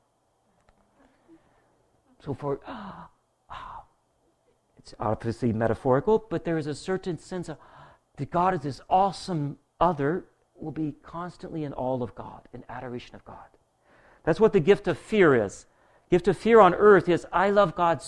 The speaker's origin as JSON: {"language": "English", "region": "Kentucky", "country": "United States", "said": "I'm from Kentucky"}